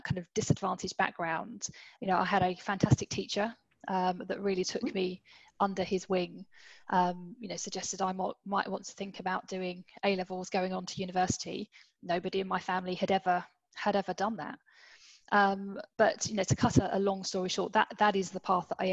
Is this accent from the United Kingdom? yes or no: yes; London, United Kingdom; I grew up in the East End of London, pretty humble beginnings